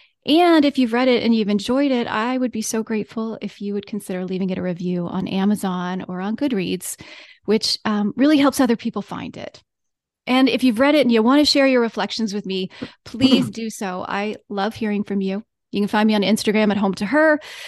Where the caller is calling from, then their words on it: Virginia, United States; I am …. I'm joining you from Central Virginia and the unceded lands of the Monacan Nation.